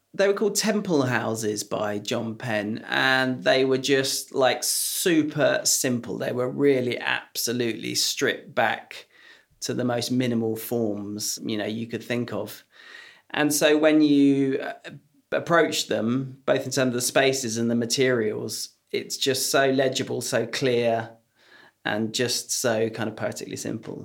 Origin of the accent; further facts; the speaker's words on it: Lyme Regis, South West England, United Kingdom; also born or lived in London / Hampshire; When I was nine, we moved from London to Lyme Regis in Dorset